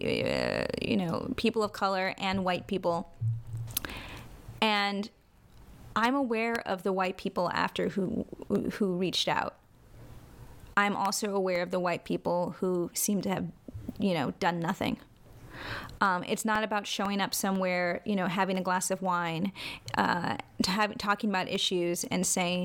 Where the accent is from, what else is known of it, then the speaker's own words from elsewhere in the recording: New York, United States; I was born in New York